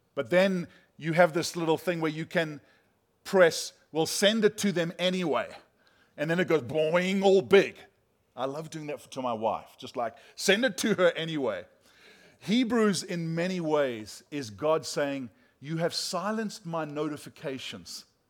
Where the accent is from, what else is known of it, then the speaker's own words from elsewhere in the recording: South Africa; moved away; we're from South Africa